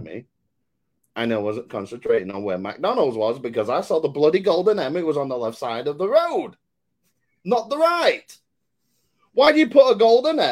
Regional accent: United Kingdom; I'm British

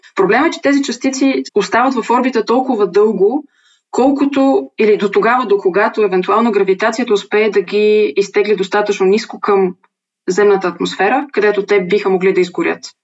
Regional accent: Bulgaria; съм българка

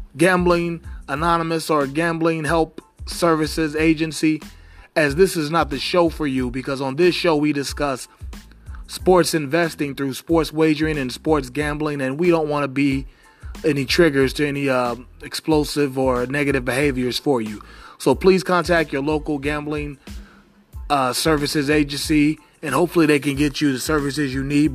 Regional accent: Cincinnati, Ohio, United States; my hometown team, the Cincinnati Redlegs

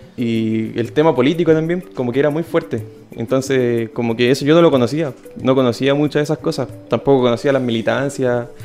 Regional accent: Santiago, Santiago Metropolitan Region, Chile; moved away as an adult; also born or lived in Valparaíso Region; now in Valparaíso, Chile; yo nací en Santiago

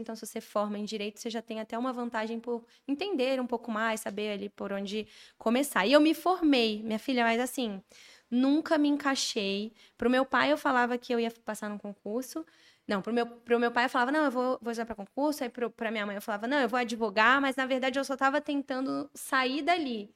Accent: Brasília, Federal District, Brazil; moved away as an adult; now in São Paulo, Brazil; eu sou de Brasília

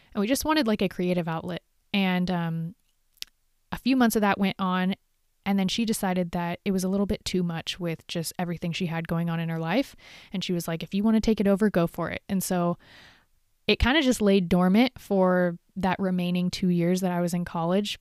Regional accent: Huntington Beach, California, United States; moved away as an adult; now in Northern California, United States; I moved up here from Huntington Beach. So, I literally grew up in the city, in a beach city

